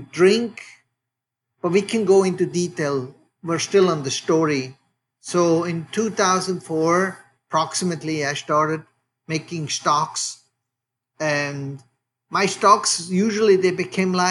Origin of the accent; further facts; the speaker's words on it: Switzerland; now in Oakland, United States; As you can hear from my accent, I am from Switzerland. I'm a third generation butcher. I grew up, just to give listeners a little bit of a perspective where I actually grew up in Switzerland